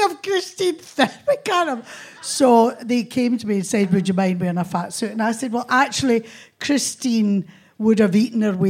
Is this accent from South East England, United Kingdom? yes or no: no; Motherwell, Scotland, United Kingdom; We had a council house in Newt Hill outside Motherwell